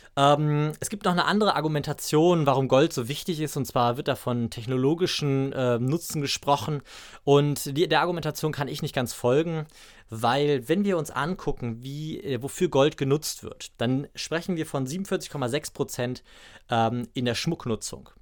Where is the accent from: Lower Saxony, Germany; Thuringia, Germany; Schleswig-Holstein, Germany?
Lower Saxony, Germany; Braunschweig; hier in Braunschweig, ähm, also aus meiner Heimatstadt